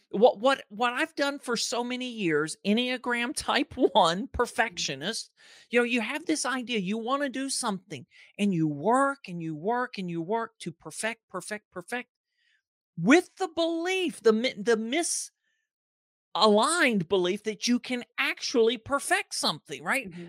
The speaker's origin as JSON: {"language": "English", "region": "Georgia", "country": "United States", "tie": "born or raised there", "also_born_or_lived": "Ohio", "said": "I was born in Ohio, moved to Georgia when I was two"}